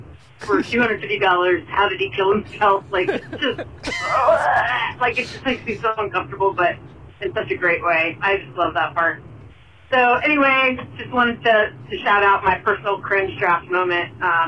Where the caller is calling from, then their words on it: Dayton, Ohio, United States; This is …. I'm from Dayton, Ohio.